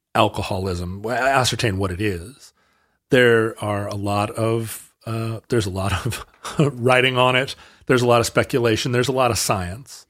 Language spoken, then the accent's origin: English; Alaska, United States; Growing up in Alaska